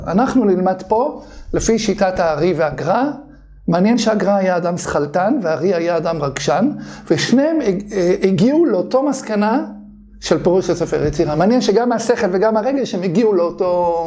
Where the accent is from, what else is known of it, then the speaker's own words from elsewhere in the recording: Bnei Brak, Tel Aviv District, Israel; אני גדלתי בבני ברק